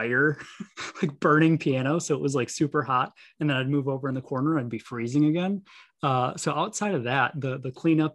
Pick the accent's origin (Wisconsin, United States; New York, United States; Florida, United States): Wisconsin, United States; Milwaukee; Born and raised in Milwaukee